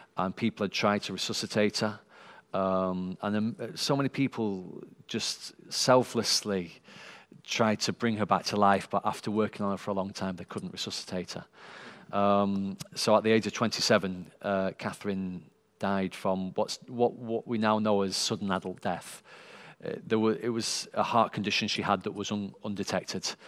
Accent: Sheffield, Yorkshire and the Humber, United Kingdom; born and bred in Sheffield

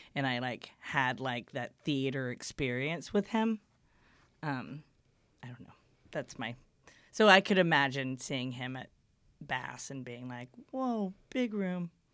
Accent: Houston, Texas, United States; moved away as an adult; also born or lived in Beaumont, Texas; now in Austin, United States; I'm from Houston originally

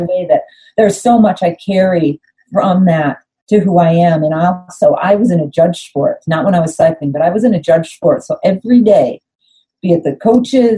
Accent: Ellicottville, New York, United States; I grew up in a little town in Western New York called Ellicottville

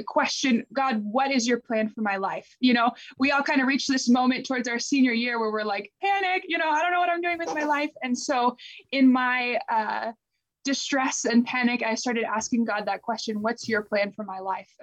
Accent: Maryland near Annapolis, United States; I grew up in Maryland near Annapolis. So East Coast, born and raised

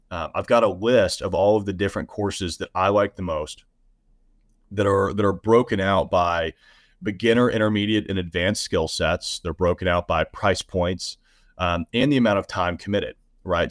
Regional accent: the South, United States; I'm from the South

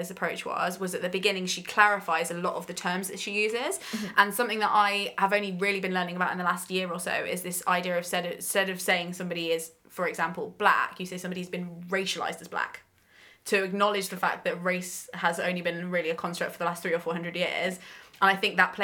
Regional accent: Coventry, West Midlands, United Kingdom; I grew up in Coventry

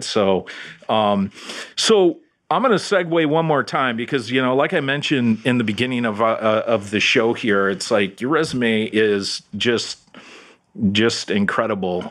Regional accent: Detroit, Michigan, United States; now in Orlando, United States; back in my hometown up in Detroit

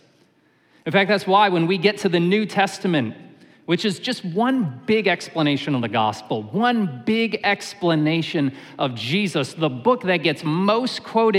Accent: Syracuse, New York, United States; When I was a kid, I grew up in Syracuse, New York

